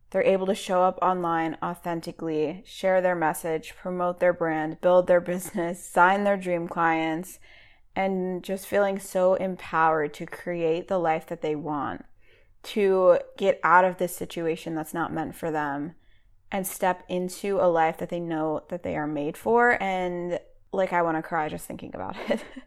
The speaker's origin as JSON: {"language": "English", "town": "Boston", "region": "Massachusetts", "country": "United States", "tie": "born or raised there", "moved": "yes", "lives_now": "North Carolina, United States", "said": "I live in North Carolina, but I'm from New England. So, I grew up around Boston."}